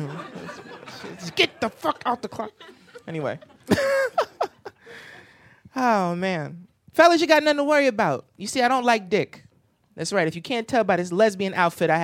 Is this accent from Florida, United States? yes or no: no; New Jersey, United States; I'm from Jersey